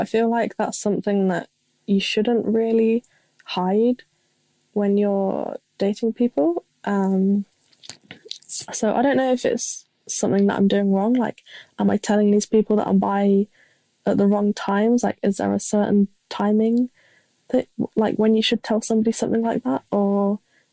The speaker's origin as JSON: {"language": "English", "region": "England", "country": "United Kingdom", "said": "I'm 18. And I'm from England, if you can tell"}